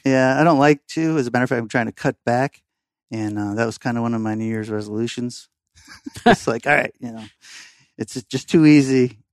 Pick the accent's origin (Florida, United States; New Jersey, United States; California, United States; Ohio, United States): Florida, United States; Fort Lauderdale; also born or lived in Massachusetts; growing up in downtown Fort Lauderdale